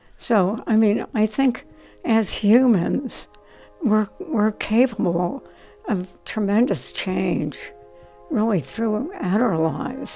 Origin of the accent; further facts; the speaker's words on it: Trenton, New Jersey, United States; moved away as an adult; also born or lived in New York City; I was born in Trenton, New Jersey. My dad taught at the Lawrenceville School, prep school down there, and I lived on a dead-end street at that time